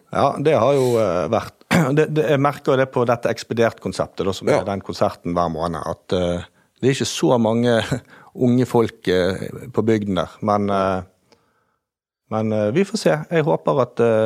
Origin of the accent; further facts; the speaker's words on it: Bergen, Vestland, Norway; accent: Bergen dialect; moved away as an adult; now in Lofthus, Norway; jeg er født og oppvokst i Bergen